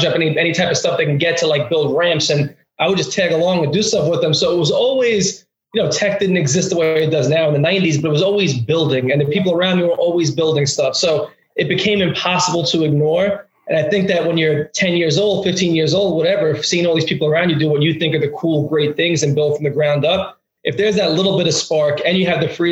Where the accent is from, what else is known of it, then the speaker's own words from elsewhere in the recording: New York City, New York, United States; accent: Brooklyn; originally from Brooklyn